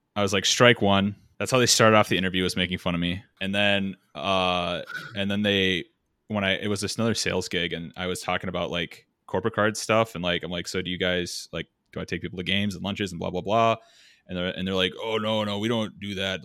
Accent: Minnesota, United States; accent: Minnesotan; moved away

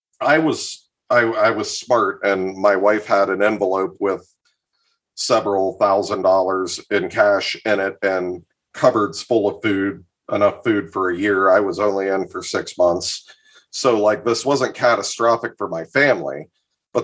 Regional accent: Columbus, Ohio, United States; now in Northeast Ohio, United States; I was born in Columbus. I do not live there anymore, but I have spent much time there. I'm in Northeast Ohio

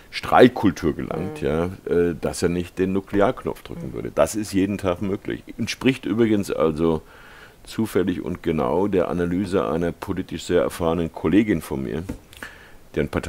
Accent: United States; Und ich bin also als Amerikaner äh, begeistert und, und auf eine Weise überrascht

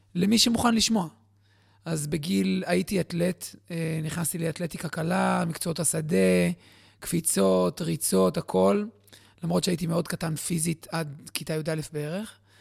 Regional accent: Bat Yam, Tel Aviv District, Israel; also born or lived in Jerusalem; גדלתי בבת ים, הכי רחוק מהים שאפשר

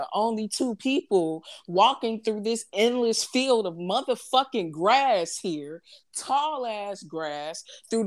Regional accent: St. Louis, Missouri, United States; I'm from St. Louis

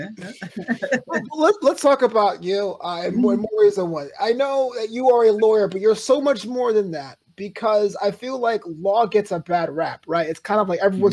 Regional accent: New York, United States; now in Culver City, United States; I'm from New York

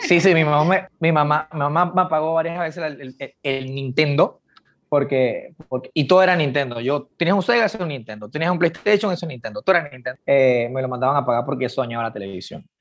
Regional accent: Panama; nosotros como, como panameños

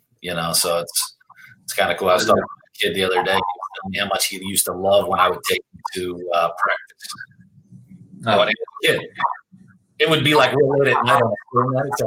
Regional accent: Pennsylvania, United States; moved away; also born or lived in St. Louis; I grew up in Pennsylvania

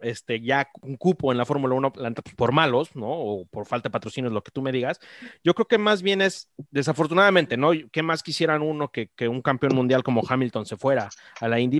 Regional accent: Mexico; Uno como mexicano

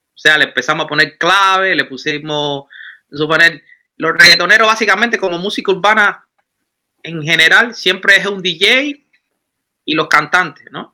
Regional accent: Cuba; now in Germany; vengo de Cuba, estoy en Alemania, pero traigo mi, cultura

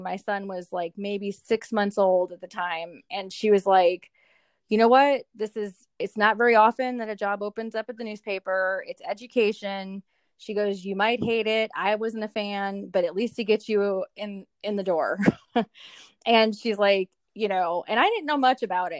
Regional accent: Milwaukee, Wisconsin, United States; moved away as an adult; also born or lived in Hattiesburg, Mississippi; now in Louisville, United States; I am originally from Milwaukee, Wisconsin

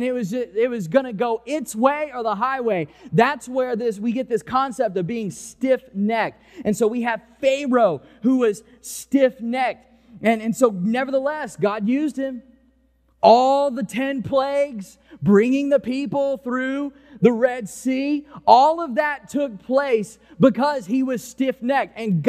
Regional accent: Mississippi, United States; now in New Orleans, United States; I came here from Mississippi, and you were just able to go to an intersection and take a left turn

